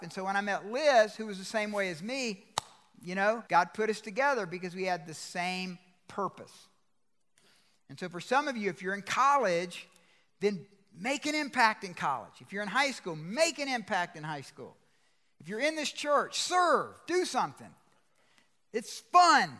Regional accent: Georgia, United States; I'm from Georgia

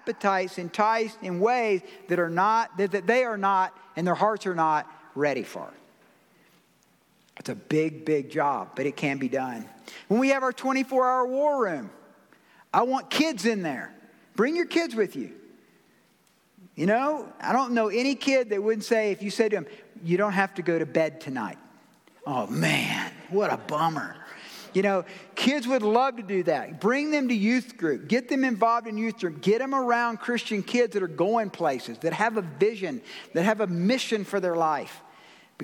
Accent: Georgia, United States; I'm from Georgia

